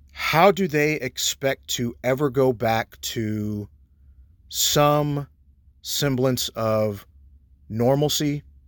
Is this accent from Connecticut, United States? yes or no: no; Texas, United States; as an American citizen, as a Texan